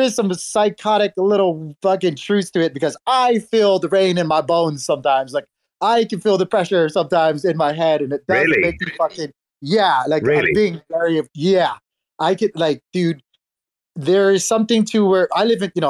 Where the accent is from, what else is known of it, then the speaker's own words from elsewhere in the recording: Hawaii, United States; growing up in Hawaii